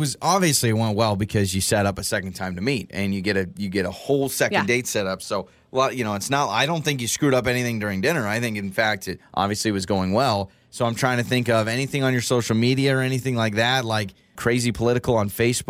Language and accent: English; Idaho, United States; Well, I'm like, no, sorry. Born and raised Idahoan.